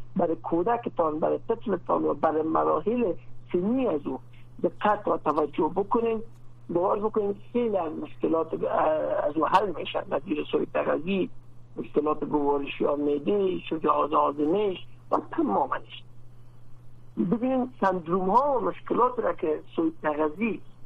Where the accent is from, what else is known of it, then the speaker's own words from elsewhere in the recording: Afghanistan; در افغانستان ما